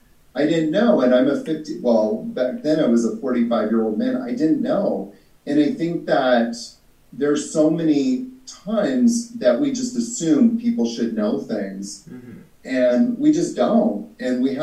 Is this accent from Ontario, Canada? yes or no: no; British Columbia, Canada; moved away as an adult; also born or lived in Vancouver, Canada / Victoria, Canada / New York City, United States; now in Costa Rica; I grew up in Canada, like I said, and you know, in Vancouver there was a lot of Asian people, you know, back when I was growing up.